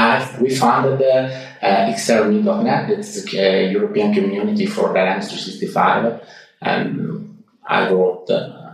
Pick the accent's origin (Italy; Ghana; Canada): Italy; first language Italian; English is a second language; moved away as an adult; also born or lived in Milan; now in Ticino, Switzerland; I'm from Italy, because I traveled to Switzerland more or less 8 years ago